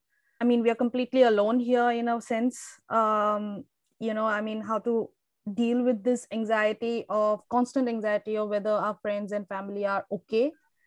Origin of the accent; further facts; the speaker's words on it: Assam, India; moved away as an adult; now in Melbourne, Australia; I am from India. My family is based in Assam